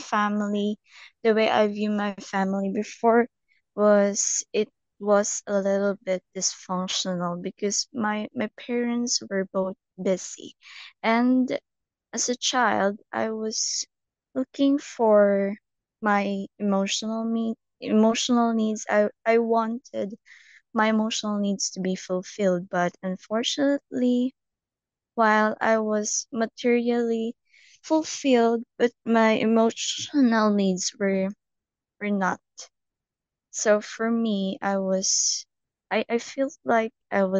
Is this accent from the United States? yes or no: no; Philippines; Philippines. I'm from the Philippines